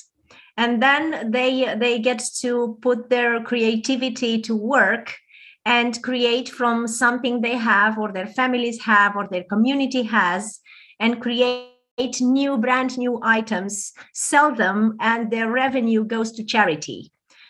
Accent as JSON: {"language": "English", "country": "Romania", "first_language": "Romanian", "second_language": "English", "said": "I'm not a native speaker, so I hope I managed well. I'm from Romania."}